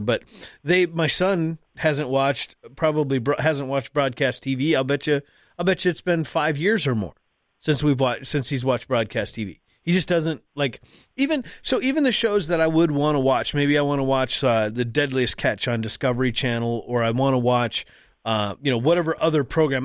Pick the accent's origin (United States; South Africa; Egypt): United States; North Dakota; I'm from North Dakota. For those that, again, that, those that don't know, I live in North Dakota